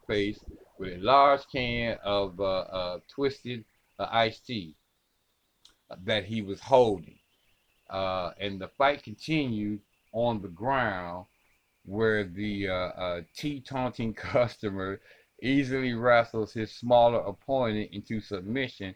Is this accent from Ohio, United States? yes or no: yes; Ohio, United States; This is my home state too, ladies and gentlemen. This is Elyria, Ohio